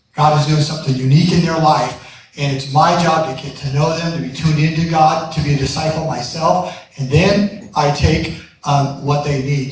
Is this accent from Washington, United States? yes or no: yes; Seattle, Washington, United States; I'm from Seattle, so you're going to hear a little Seattle light coming to you